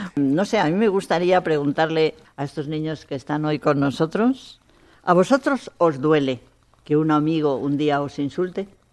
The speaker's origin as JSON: {"language": "Spanish", "country": "Spain", "said": "esta sociedad nuestra española"}